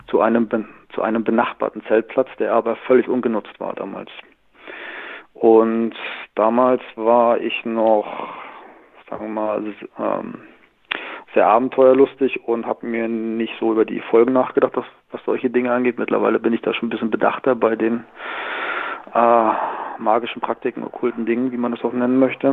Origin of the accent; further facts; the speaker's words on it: Northern Germany, Germany; moved away as an adult; now in Southern Germany; ich bin gebürtiger Norddeutscher, bin mit 18 Jahren aber nach Süddeutschland gegangen und lebe hier seit 20 Jahren